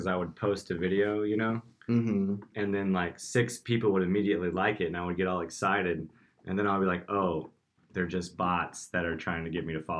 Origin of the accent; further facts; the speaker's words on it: Knoxville, Tennessee, United States; moved away; I'm from Knoxville, Tennessee, originally.